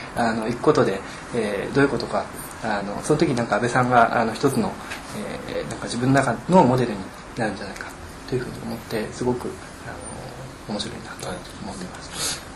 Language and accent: Japanese; Kanazawa, Ishikawa, Japan; moved away; also born or lived in Tokyo; 僕自身はえーと、と地元の金沢ですので、